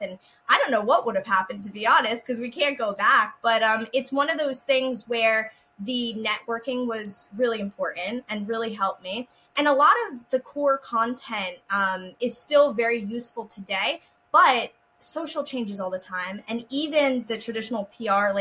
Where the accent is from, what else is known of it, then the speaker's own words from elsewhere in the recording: New Jersey, United States; I grew up in New Jersey